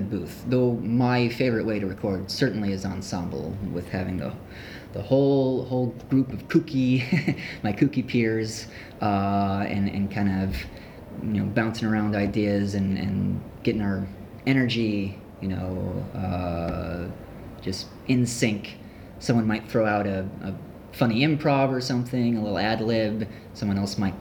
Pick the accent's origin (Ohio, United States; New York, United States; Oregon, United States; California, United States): New York, United States; Ithaca; moved away as an adult; now in Los Angeles, United States; my hometown, which is Ithaca, New York.